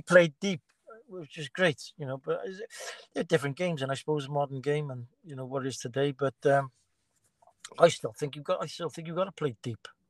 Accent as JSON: {"language": "English", "town": "Cardiff", "region": "Wales", "country": "United Kingdom", "tie": "born or raised there", "said": "I'm born and bred in Cardiff"}